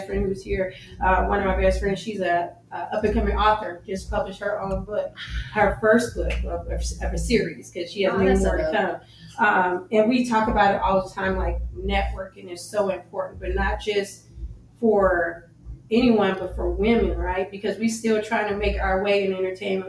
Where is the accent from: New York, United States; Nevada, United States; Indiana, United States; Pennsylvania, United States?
Nevada, United States; Las Vegas; also born or lived in New Orleans, Louisiana; I'm originally from, born in New Orleans, Louisiana, but I was raised in Las Vegas